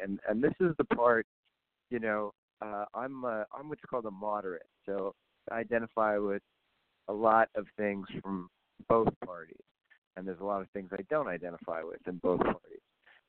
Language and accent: English; Canada; And I know the good side and the bad side on that as a Canadian.